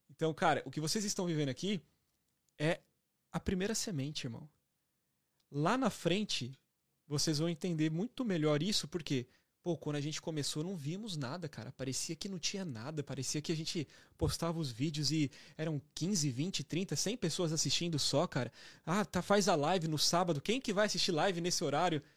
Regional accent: Santo André, São Paulo, Brazil; moved away as an adult; now in Toronto, Canada; Sou de Santo André

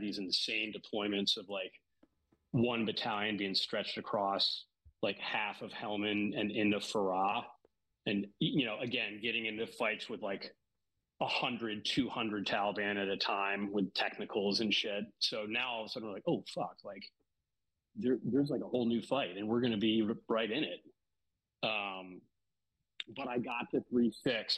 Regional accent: Washington, District of Columbia, United States; moved away as an adult; also born or lived in New Orleans; I grew up in the D.C. area um, my whole life until uh, I turned 18 and came down to New Orleans to go to college.

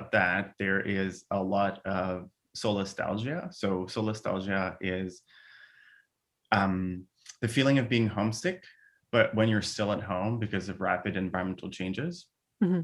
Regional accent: Montreal, Quebec, Canada; first language French; English is a second language; moved away as an adult; I'm from Montreal

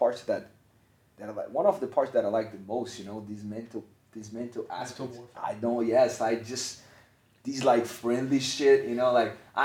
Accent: Brazil; I'm from Brazil

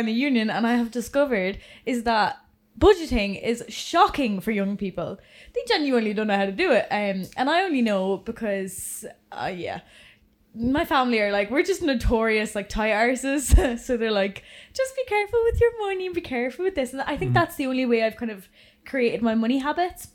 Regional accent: England, United Kingdom; now in Ireland; I'm from England

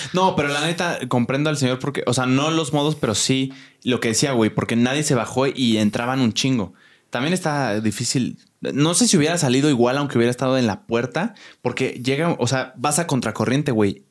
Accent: Querétaro, Mexico; now in Mexico City, Mexico; yo soy foráneo, soy de Querétaro

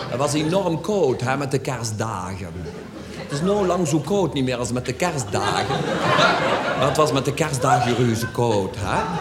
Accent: Schin op Geul, Limburg, Netherlands; ooit je nog een puul, zeggen ze bij ons in Schin op {S255} Guul.

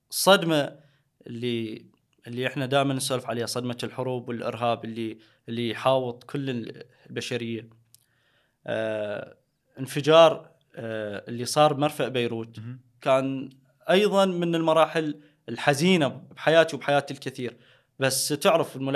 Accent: Haditha, Al Anbar, Iraq; مدينتي بحديثه اكو تجمع

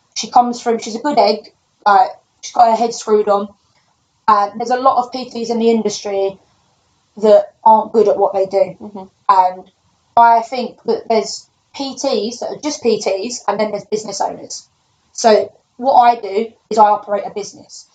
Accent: London, United Kingdom; I'm from London, uh, quite a rough area.

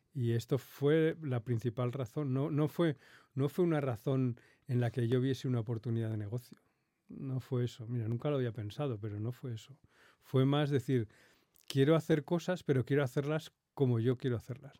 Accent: Madrid, Community of Madrid, Spain; yo nací, nací aquí en Madrid

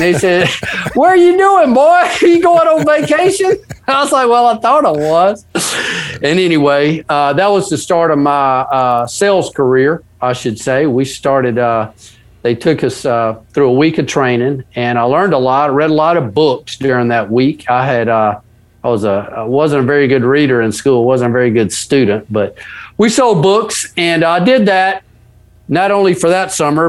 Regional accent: the South, United States; I live in Ocean Springs, Mississippi. So, I'm a Southerner, they call it the Dirty South down here.

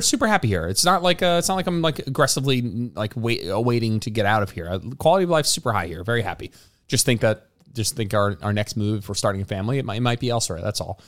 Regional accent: New Jersey, United States; moved away as an adult; now in Austin, United States; We lived, we grew up in New Jersey. We pr-, probably both grew up, like, what, thirty minutes from MetLife

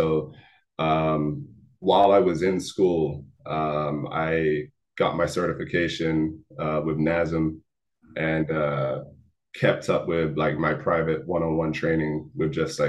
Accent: Atlanta, Georgia, United States; I came from Atlanta where things were a little slower.

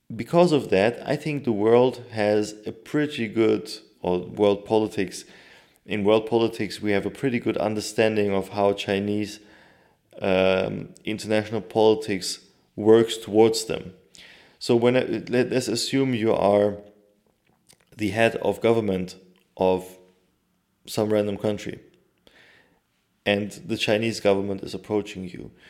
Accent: Turkey; my home country

